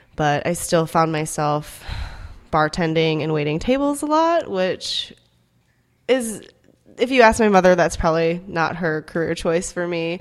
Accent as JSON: {"language": "English", "area": "Minnesota and Iowa", "region": "Midwest", "country": "United States", "tie": "born or raised there", "also_born_or_lived": "South Korea / Dallas, Texas", "first_language": "Korean", "second_language": "English", "moved": "as an adult", "lives_now": "Indianapolis, United States", "said": "I grew up in Minnesota and Iowa. Um, actually, I moved to the U S when I was four years old. and from South Korea."}